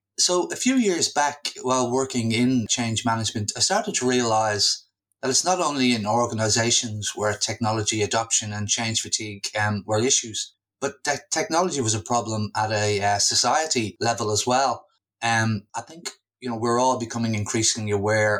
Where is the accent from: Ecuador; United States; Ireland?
Ireland; Dublin, Leinster; moved away as an adult; also born or lived in London / Australia; I've recently returned to my hometown of Dublin from Australia